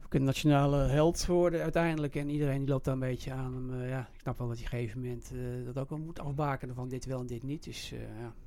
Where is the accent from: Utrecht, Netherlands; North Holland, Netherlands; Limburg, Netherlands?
Utrecht, Netherlands; Ik ben een echte Zuilenees. ik ben geboren op getogen op Zuilen.